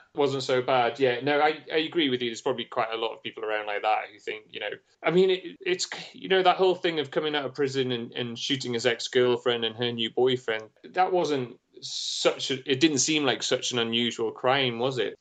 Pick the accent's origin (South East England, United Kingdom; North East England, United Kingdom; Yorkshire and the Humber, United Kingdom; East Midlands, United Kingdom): North East England, United Kingdom; moved away as an adult; also born or lived in London; I'm from the Northeast